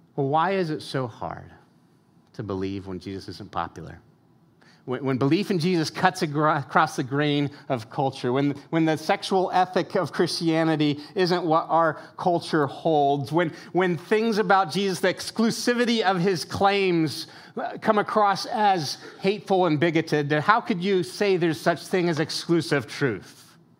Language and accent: English; United States; as American consumers